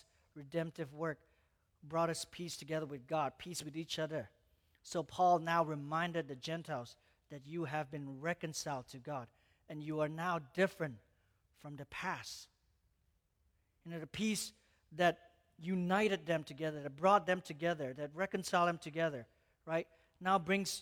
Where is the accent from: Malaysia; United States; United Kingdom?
Malaysia; moved away; I was born in Malaysia, and I grew up in Malaysia.